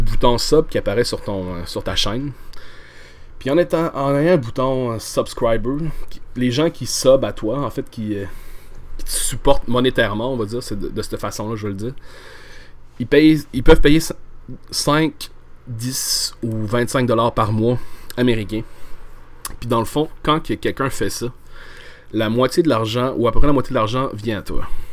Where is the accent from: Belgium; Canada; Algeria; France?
Canada; Quebec; en étant au Québec